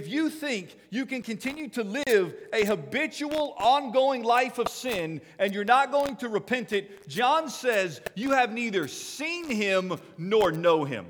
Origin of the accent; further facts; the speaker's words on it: United States; I'm an American.